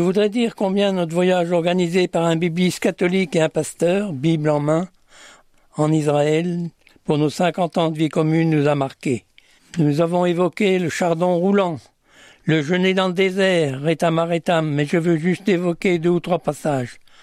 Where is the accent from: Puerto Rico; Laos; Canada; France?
France; Vendée, Pays de la Loire; now in Orléans, France; je suis né en Vendée dans une famille de jardiniers